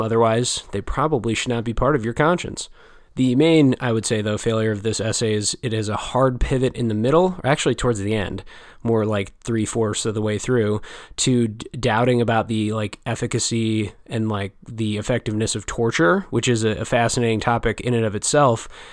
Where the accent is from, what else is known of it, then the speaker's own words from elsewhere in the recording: United States; an American reader such as myself